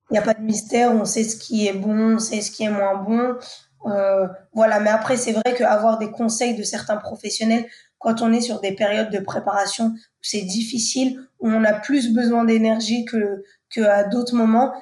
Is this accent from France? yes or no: yes; Le Havre, Normandy, France; je viens du Havre, donc de Normandie où euh, j'ai grandi la plus grande partie de, de, ma vie